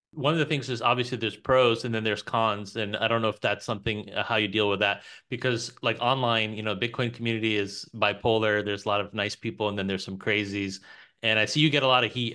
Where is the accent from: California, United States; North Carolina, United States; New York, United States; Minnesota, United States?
New York, United States; now in Texas, United States; originally my family's from Pakistan, but I was born in New York